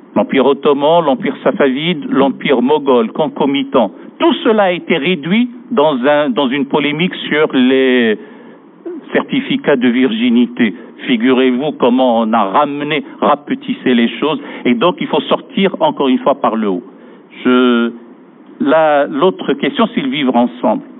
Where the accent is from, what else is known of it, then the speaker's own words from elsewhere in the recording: France; chez nous, en France